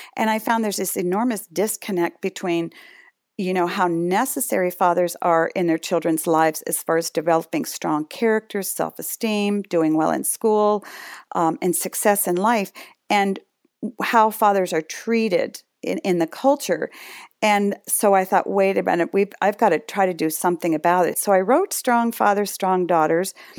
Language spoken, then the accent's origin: English; Concord, Massachusetts, United States; moved away as an adult; also born or lived in northern Michigan; now in Michigan, United States; I grew up in a little town called Concord, Mass